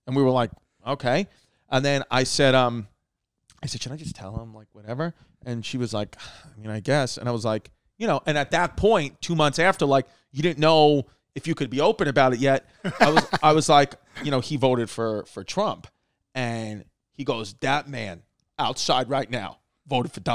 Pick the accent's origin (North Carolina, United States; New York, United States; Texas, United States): New York, United States; New York City; growing up in Brooklyn